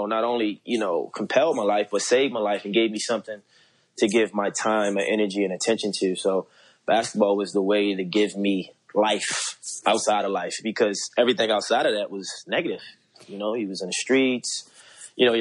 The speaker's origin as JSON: {"language": "English", "town": "Baltimore", "region": "Maryland", "country": "United States", "tie": "born or raised there", "said": "growing up in Baltimore"}